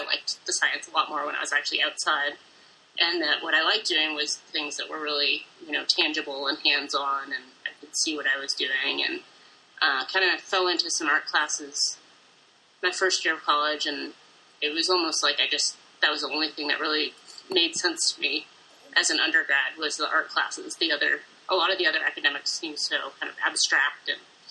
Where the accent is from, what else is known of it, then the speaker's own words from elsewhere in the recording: New Hampshire, United States; moved away as an adult; also born or lived in west of the Mississippi; I'm originally from New Hampshire. And I've lived in, I think, six different states since then. I've been on the west of the Mississippi since I was about 18.